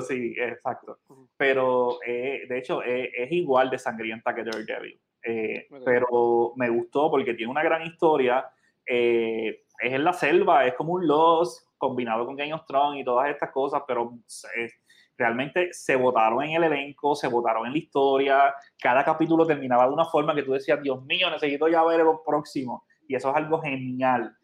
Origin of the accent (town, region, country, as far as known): Puerto Rico